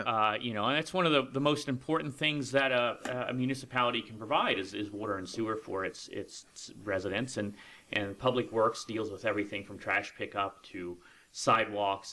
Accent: Lucketts, Virginia, United States; moved away as an adult; also born or lived in Tuscaloosa, Alabama; now in West Virginia, United States; I actually grew up in a little town right outside of Leesburg called Luckett's, Virginia

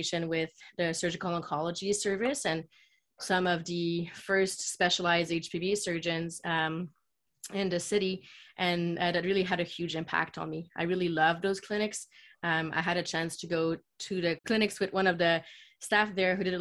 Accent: Quebec City, Quebec, Canada; moved away as an adult; now in Toronto, Canada; I was born and raised in Quebec City, which is a city in Quebec, which is the French side of Canada.

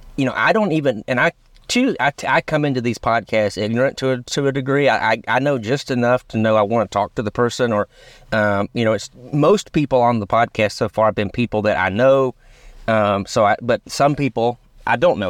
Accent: Rome, United States; we're both from Rome

